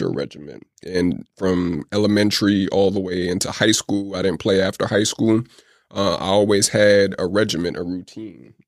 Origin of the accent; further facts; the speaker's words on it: United States; also born or lived in Oakland / Atlanta; I never grew up in the Caribbean. I grew up in the States